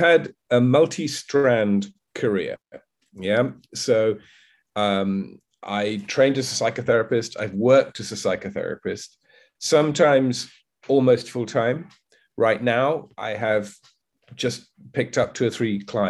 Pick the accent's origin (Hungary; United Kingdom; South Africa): United Kingdom; moved away as an adult; now in Vietnam; I'm currently living in Vietnam. I'm British. I lived most of my life in the UK